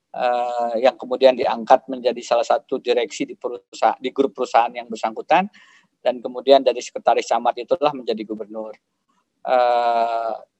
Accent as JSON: {"language": "Indonesian", "town": "Kotabaru", "region": "South Kalimantan", "country": "Indonesia", "tie": "born or raised there", "also_born_or_lived": "United States / Australia / Jakarta / Yogyakarta", "moved": "as an adult", "said": "ini tanah kelahiran saya. Saya lahir di Kota Baru, uh, Pulau Laut"}